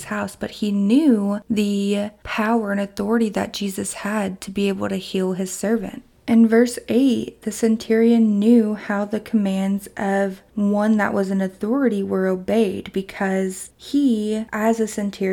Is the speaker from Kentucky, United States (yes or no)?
yes; Kentucky, United States; my hometown in Kentucky